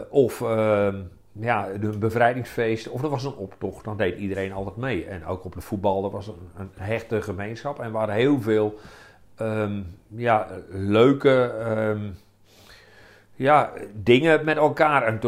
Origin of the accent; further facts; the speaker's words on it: Roodeschool, Groningen, Netherlands; kom uit Rode School, einde van de spoorlijn in Groningen.